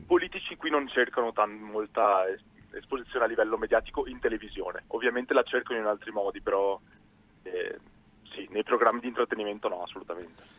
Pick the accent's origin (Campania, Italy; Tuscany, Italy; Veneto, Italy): Veneto, Italy; near Venice, between Padua and Venice; accent: Venetian; moved away as an adult; now in South Korea; Io sono di, vicino a Venezia, di, di, un paesino che si chiama Milano, tra Padova e Venezia.